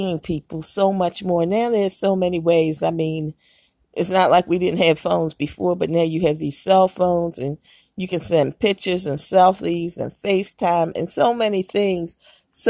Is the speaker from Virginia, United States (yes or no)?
no; Baltimore, Maryland, United States; I grew up in Maryland and Baltimore